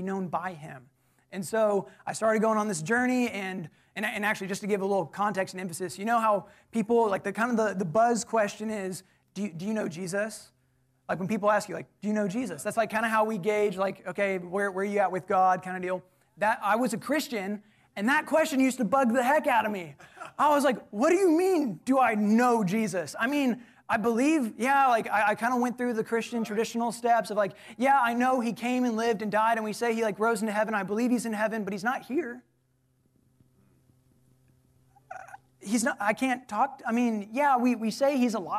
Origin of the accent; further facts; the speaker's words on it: College Station, Texas, United States; I'm actually from College Station. So born and raised